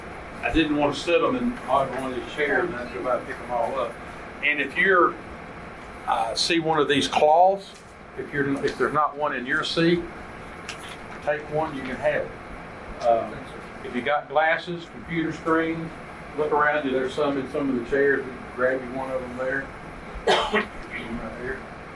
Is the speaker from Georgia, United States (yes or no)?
yes; Thomasville, Georgia, United States; Born and raised in Thomasville, Georgia.